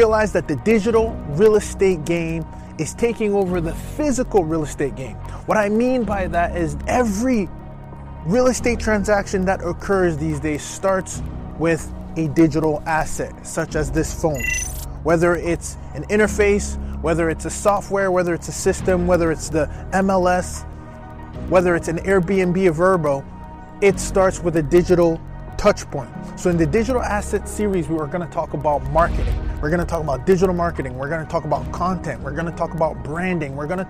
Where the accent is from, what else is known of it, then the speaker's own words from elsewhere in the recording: Ottawa, Ontario, Canada; moved away; I'm from Ottawa.